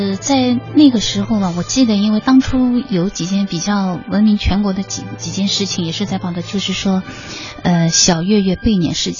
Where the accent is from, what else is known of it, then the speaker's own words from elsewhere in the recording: China; 我说我们中国人怎么能这样子？